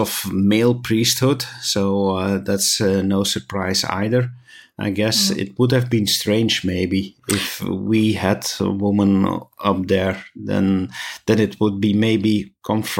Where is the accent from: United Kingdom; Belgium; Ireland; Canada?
Belgium; we're from Belgium